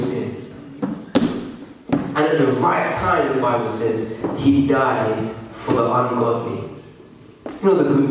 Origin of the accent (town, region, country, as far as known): England, United Kingdom